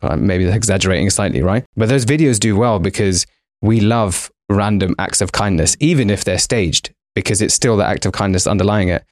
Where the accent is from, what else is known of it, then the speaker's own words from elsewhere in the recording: London, United Kingdom; We're both Indian by background, both raised in London.